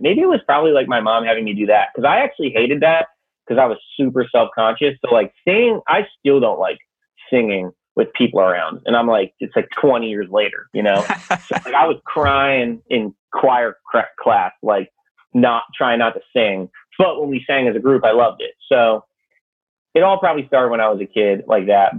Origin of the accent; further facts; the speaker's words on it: Connecticut, United States; also born or lived in New Hampshire; I'm from Connecticut